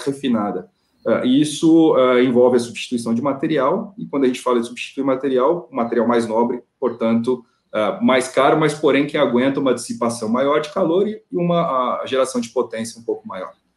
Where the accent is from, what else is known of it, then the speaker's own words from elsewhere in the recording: Ilha Solteira, São Paulo, Brazil; não sou nascido em Ilha Solteira, mas eu vivi 26 anos da minha vida por lá